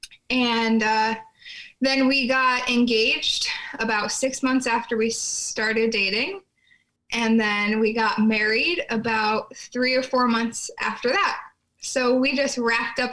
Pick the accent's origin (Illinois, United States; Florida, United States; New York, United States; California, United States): New York, United States; moved away as an adult; also born or lived in Oregon; I was from New York